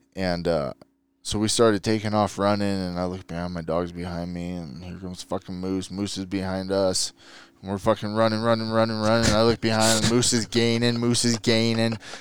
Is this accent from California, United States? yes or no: yes; San Diego, California, United States; moved away as an adult; now in Utah, United States; born and raised in San Diego and, uh, California